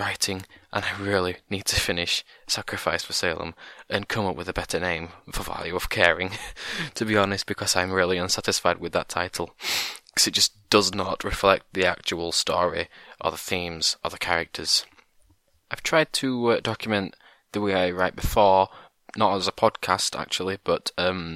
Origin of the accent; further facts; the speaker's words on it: England, United Kingdom; I'm from England